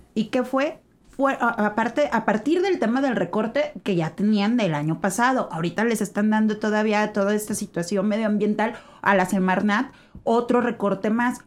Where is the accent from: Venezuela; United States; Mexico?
Mexico; nosotros estarnos aislando como mexicanos